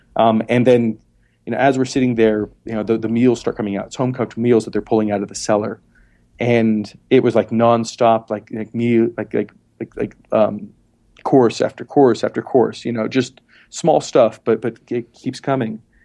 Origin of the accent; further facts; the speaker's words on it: Montana, United States; moved away; also born or lived in Philadelphia / South Dakota; I was born in Montana